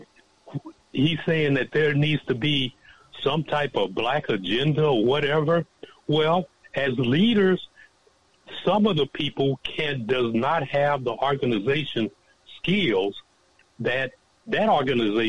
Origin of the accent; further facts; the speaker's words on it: Centreville, Illinois, United States; I'm from East St. Louis, actually a little town called Centerville, right outside of East St. Louis